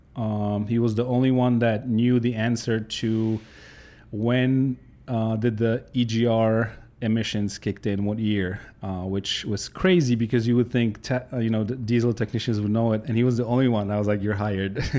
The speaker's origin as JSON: {"language": "English", "country": "Poland", "tie": "born or raised there", "second_language": "English", "moved": "as an adult", "lives_now": "United States", "said": "I grew up in Poland, uh, up until I was nineteen"}